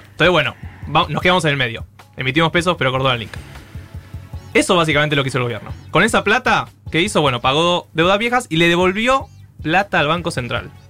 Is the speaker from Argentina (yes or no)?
yes; Buenos Aires, Argentina; Somos todos porteños